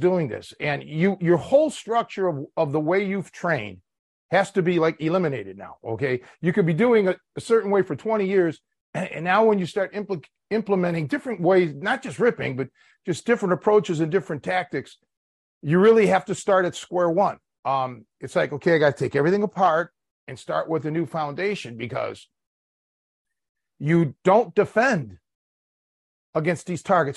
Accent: Cleveland, Ohio, United States; now in Chicago, United States; I'm from Cleveland, born and raised.

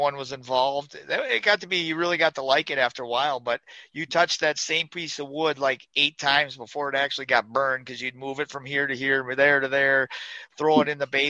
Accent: Grantsburg, Wisconsin, United States; I grew up in northern Wisconsin, up in the Eureka, Grantsburg area, and that's where actually where I moved back to now.

